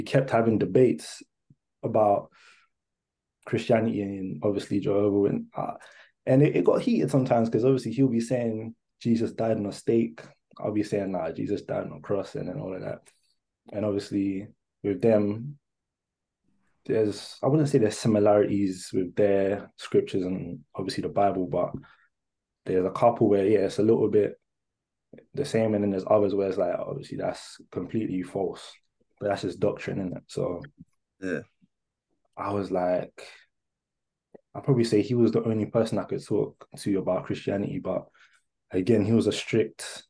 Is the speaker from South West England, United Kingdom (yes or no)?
no; Hertfordshire, East of England, United Kingdom; also born or lived in Tottenham, London; I was born in North London, Tottenham, and then I moved to Hertfordshire. Probably year four, yeah, year four, basically year four